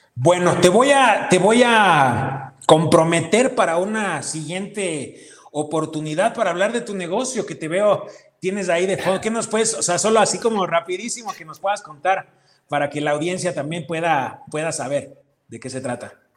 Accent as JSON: {"language": "Spanish", "country": "Ecuador", "said": "Ecuador, por ser nuestro país"}